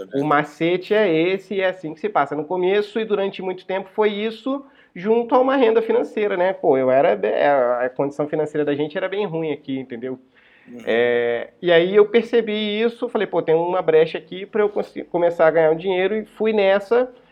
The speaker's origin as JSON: {"language": "Portuguese", "area": "São Bento", "region": "Rio de Janeiro", "country": "Brazil", "tie": "born or raised there", "moved": "as an adult", "said": "Eu saí de São Bento Sim. e fui morar no, no centro do Rio"}